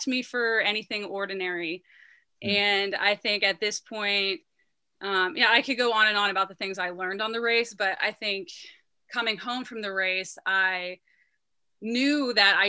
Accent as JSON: {"language": "English", "town": "Youngstown", "region": "Ohio", "country": "United States", "tie": "born or raised there", "said": "I grew up in Youngstown, Ohio"}